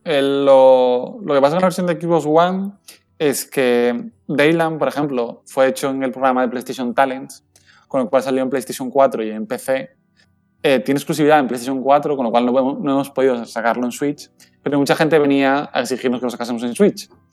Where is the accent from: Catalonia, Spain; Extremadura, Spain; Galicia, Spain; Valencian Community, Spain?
Valencian Community, Spain; aquí en Valencia desde las oficinas, estamos en el puerto, literalmente